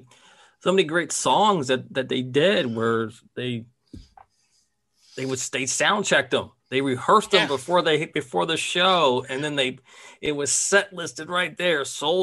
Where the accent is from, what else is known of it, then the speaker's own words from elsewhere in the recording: Silver Spring, Maryland, United States; Well, I grew up right outside Washington, D.C. in Silver Spring, Maryland. And my parents were big bluegrass fans.